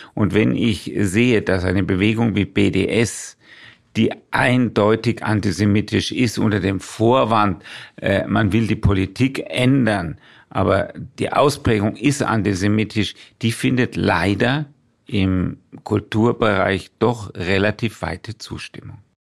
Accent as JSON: {"language": "German", "town": "Würzburg", "region": "Bavaria", "country": "Germany", "tie": "born or raised there", "said": "dass ich seit 67 Jahren in Würzburg wohne und den Stammbaum meiner Familie 450 Jahre im hessisch-fränkischen Grenzgebiet verorten kann"}